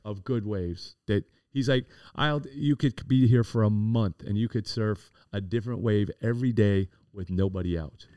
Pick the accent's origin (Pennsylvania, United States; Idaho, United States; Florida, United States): Florida, United States; Miami; also born or lived in Coral Gables; I was born and raised in Coconut Grove